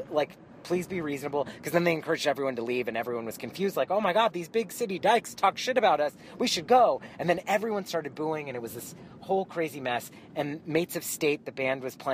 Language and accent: English; New York, United States; Well, I'll tell you what, I'm from New York. I just live here now.